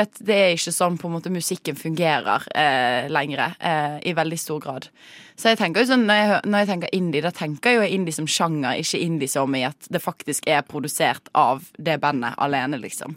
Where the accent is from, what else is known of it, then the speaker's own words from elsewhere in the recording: Western Norway, Norway; now in Oslo, Norway; vi er vestlendinger